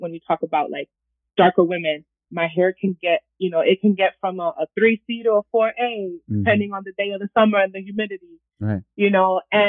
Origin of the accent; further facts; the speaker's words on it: Puerto Rico; also born or lived in Dominican Republic / Washington Heights, New York / Minneapolis; I'm born in Washington Heights. I grew up in Puerto Rico and DR, and then I was in Minneapolis. I went to school in the hood in North Minneapolis.